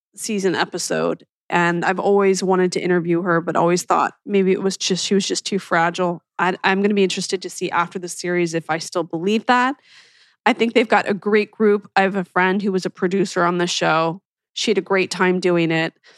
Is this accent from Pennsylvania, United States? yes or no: yes; Philadelphia, Pennsylvania, United States; when I was growing up in Philly